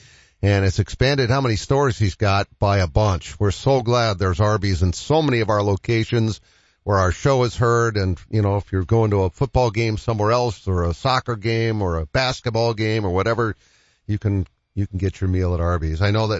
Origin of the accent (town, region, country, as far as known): Boston, Massachusetts, United States; born or raised there